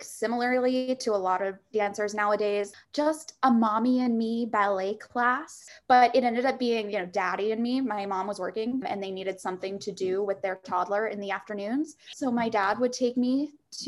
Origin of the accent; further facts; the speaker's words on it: Staunton, Virginia, United States; moved away as an adult; also born or lived in New York; From 5 to 18, yeah, I grew up dancing in Central Virginia in just a little town called Stanton outside of Charlottesville